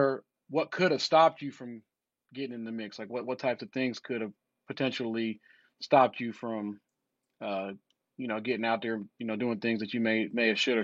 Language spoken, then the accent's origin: English; the South, United States; for me growing up in the South, some of the core values, you know, was like respect, trust, accountability